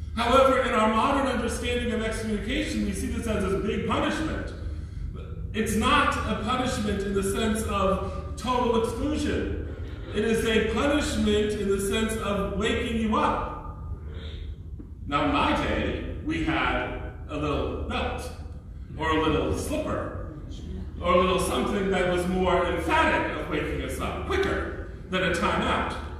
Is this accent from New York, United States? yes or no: yes; New York, United States; I'm a New Yorker